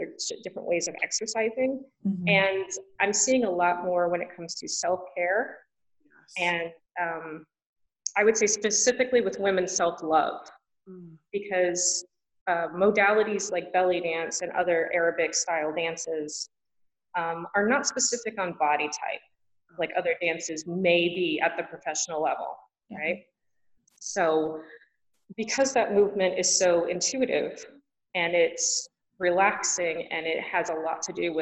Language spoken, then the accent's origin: English; United States; I grew up in America and I'm an American girl